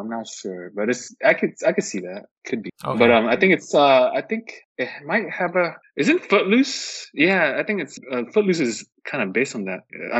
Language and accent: English; Orange County, California, United States; now in San Jose, United States; I'm from Orange County.